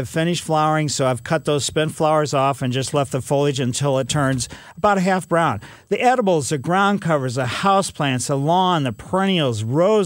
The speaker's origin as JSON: {"language": "English", "town": "Ellisville", "country": "United States", "tie": "born or raised there", "said": "I grew up in Maple Lane in Ellisville."}